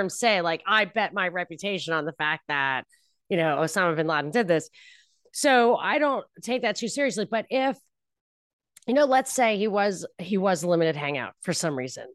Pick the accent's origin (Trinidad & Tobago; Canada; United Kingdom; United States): United States; New York; moved away; also born or lived in Texas; I was from New York